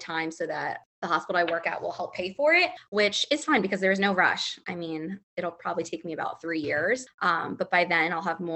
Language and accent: English; Lancaster, Pennsylvania, United States; moved away as an adult; now in Philadelphia, United States; I'm originally from Lancaster, Pennsylvania, which is Amishville.